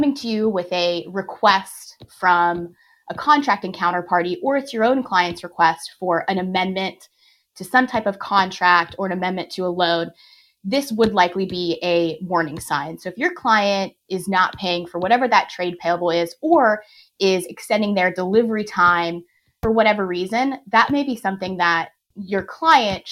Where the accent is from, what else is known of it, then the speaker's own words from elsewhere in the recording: Pittsburgh, Pennsylvania, United States; I'm born and raised in Pittsburgh and certainly will never leave